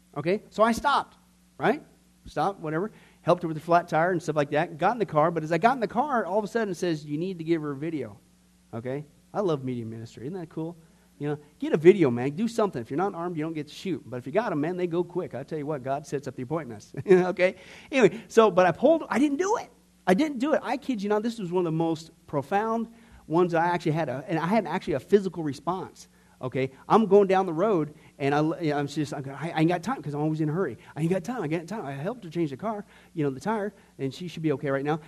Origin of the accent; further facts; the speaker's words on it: Nebraska, United States; when I was growing up in Can- uh, Nebraska, when I was in fourth and fifth grade, out in this little, small, little, dinky little town